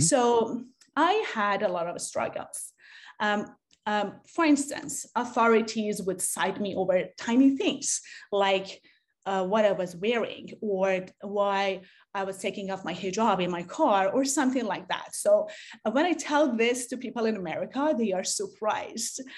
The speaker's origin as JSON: {"language": "English", "town": "Tehran", "region": "Tehran Province", "country": "Iran", "tie": "born or raised there", "moved": "yes", "lives_now": "San Diego, United States", "said": "I grew up in Tehran, Iran"}